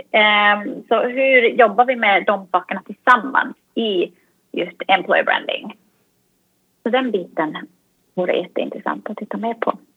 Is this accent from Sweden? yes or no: no; Finland; det här svenska som jag kommer från Finland, det svenska, eh, ingen minns en fegis och det finska